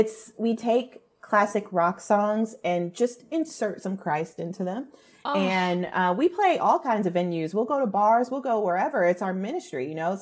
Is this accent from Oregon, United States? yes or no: no; California, United States; I grew up in Orange County, California.